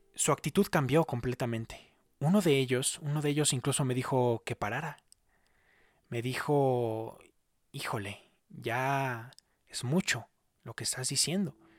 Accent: Mexico; moved away; soy de México.

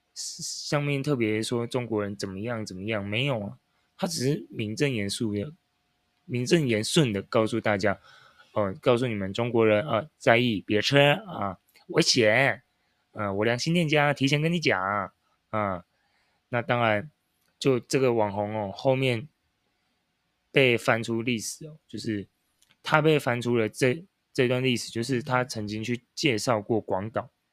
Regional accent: Taiwan; 我们台湾人

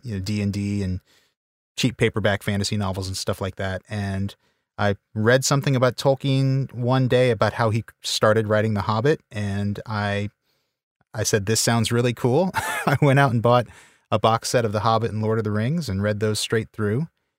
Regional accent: Louisiana, United States; now in Texas, United States; I live in Texas now, but I am from Louisiana originally.

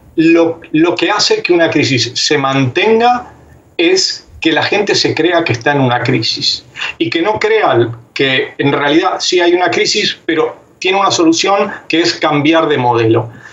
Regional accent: Argentina; como argentino

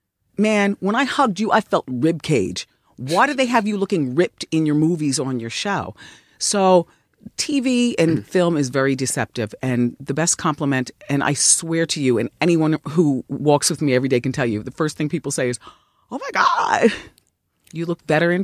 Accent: New Jersey, United States; when I was growing up, I grew up in Jersey, but the New York part of Jersey.

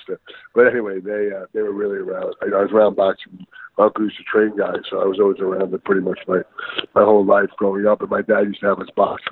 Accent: Greenwood Lake, New York, United States; where I grew up in Greenwood Lake

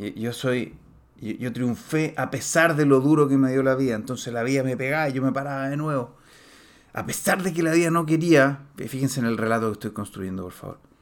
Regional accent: Chile; en Chile, en mi país

